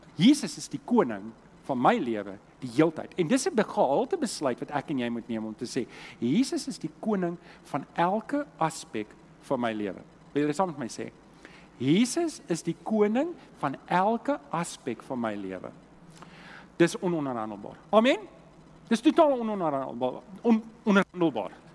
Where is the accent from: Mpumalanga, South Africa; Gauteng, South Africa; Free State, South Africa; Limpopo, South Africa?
Gauteng, South Africa; Germiston; also born or lived in Leondale; now in Cape Town, South Africa; ek het groot geword in Germiston